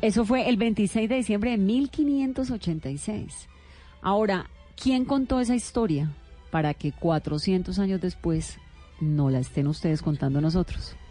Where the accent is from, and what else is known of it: Colombia